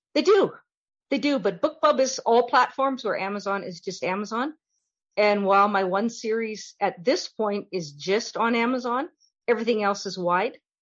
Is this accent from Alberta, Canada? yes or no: yes; Fox Creek, Alberta, Canada; I grew up in Fox Creek, which is halfway between Whitecourt and Valley View. 150 miles northwest of Edmonton